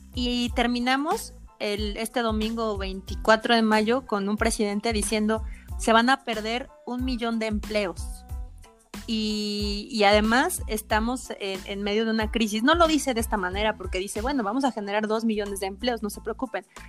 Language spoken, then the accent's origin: Spanish; Mexico; como mexicanos